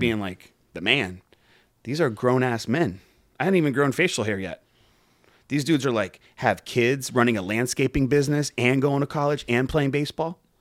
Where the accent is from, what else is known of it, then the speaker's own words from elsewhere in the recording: Pembroke Pines, Florida, United States; I grew up in Pembroke Pines.